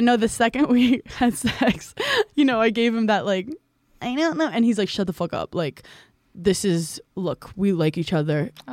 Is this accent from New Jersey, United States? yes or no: no; New York City, New York, United States; I grew up in Brooklyn and Park Slope, where it was predominantly Jewish and um, Irish American